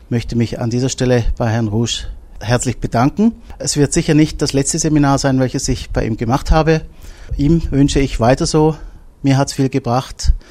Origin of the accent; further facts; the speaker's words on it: Wangen, Schwyz, Switzerland; Ich bin aus Wangen, Kanton Schwyz in der Schweiz.